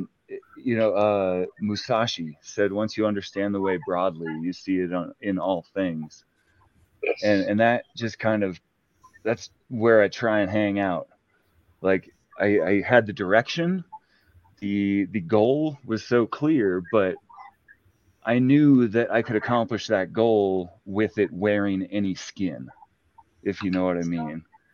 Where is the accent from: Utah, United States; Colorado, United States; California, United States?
Utah, United States; I grew up Mormon in Utah